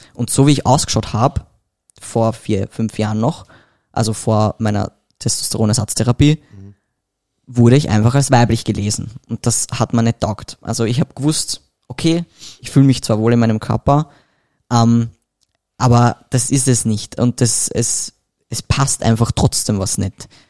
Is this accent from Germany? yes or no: no; Vienna, Austria; ich komme aus Wien